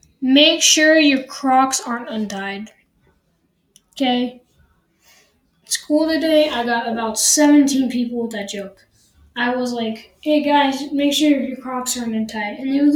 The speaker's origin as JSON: {"language": "English", "town": "Denver", "region": "Colorado", "country": "United States", "said": "I'm from Denver."}